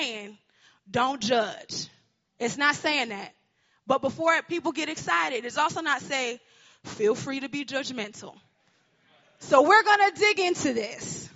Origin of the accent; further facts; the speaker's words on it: Connecticut, United States; I am from Connecticut